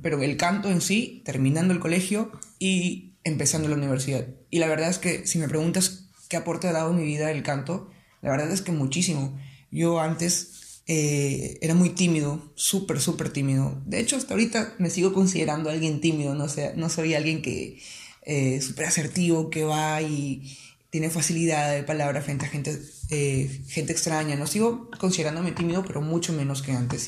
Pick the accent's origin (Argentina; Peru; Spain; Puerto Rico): Peru; Piura; also born or lived in Iquitos, Loreto, Peru; yo no soy piurano de nacimiento. Nací en Iquitos, en Loreto, pero prácticamente he vivido toda mi vida en Piura